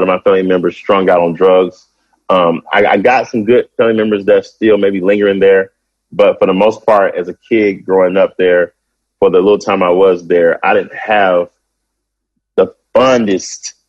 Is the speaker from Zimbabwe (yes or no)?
no; Kansas City, Missouri, United States; moved away; also born or lived in Blytheville, Arkansas; I'm from Kansas City, which I grew up there